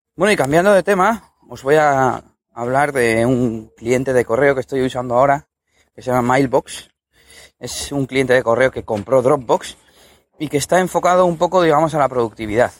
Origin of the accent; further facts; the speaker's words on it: Spain; usamos inglés de Cuenca, aquí en España